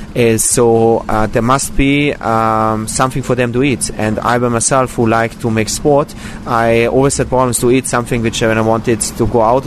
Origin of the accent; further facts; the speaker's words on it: Austria; now in Israel; I was born in Austria